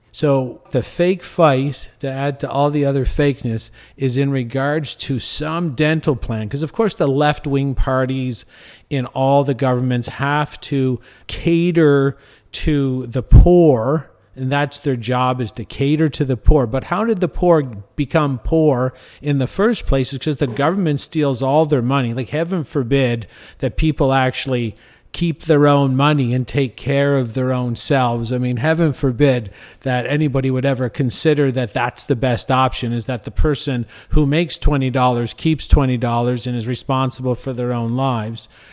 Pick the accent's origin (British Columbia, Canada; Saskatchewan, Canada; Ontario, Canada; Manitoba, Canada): Ontario, Canada; Cornwall; moved away as an adult; now in Mexico; my hometown in Canada. I live in Mexico